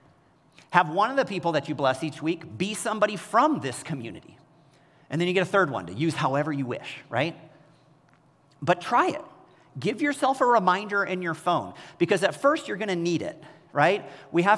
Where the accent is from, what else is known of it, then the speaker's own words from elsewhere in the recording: Kansas City, United States; moved away as an adult; also born or lived in Bay Area, California; I grew up in Kansas City